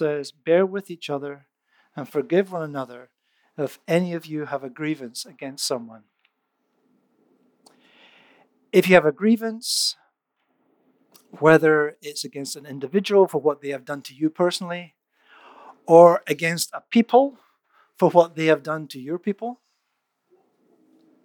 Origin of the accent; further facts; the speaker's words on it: Scotland, United Kingdom; moved away; I grew up in Scotland